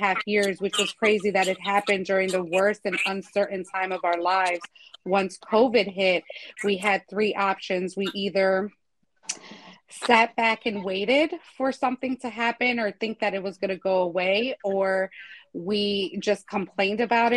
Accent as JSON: {"language": "English", "town": "Chicago", "region": "Illinois", "country": "United States", "moved": "as an adult", "lives_now": "Philadelphia, United States", "said": "originally from Chicago"}